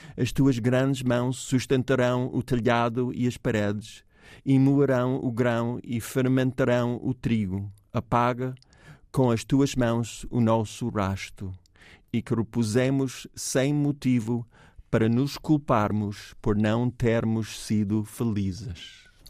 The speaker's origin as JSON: {"language": "Portuguese", "region": "New York", "country": "United States", "accent": "New York", "second_language": "Portuguese", "moved": "yes", "said": "meu sotaque nova-iorquino"}